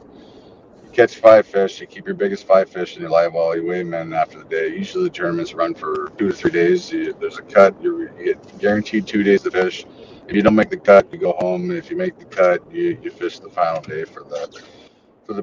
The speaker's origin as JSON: {"language": "English", "region": "Ontario", "country": "Canada", "also_born_or_lived": "Chicago", "moved": "as an adult", "said": "being from Ontario"}